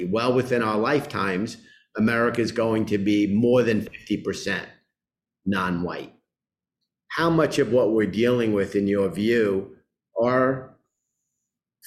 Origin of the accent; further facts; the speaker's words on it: New York City, New York, United States; I grew up in Queens, went to public schools